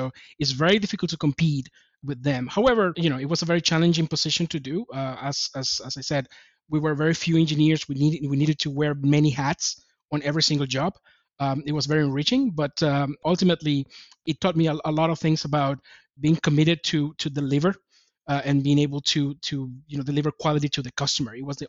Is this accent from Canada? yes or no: no; Japan; I came from Japan at the time.